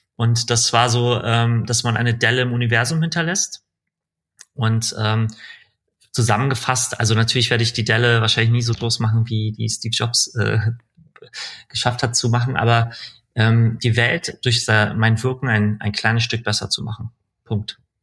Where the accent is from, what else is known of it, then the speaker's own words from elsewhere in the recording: Berlin, Germany; also born or lived in Iran; in, in, in Berlin äh, bin ich dann aufgewachsen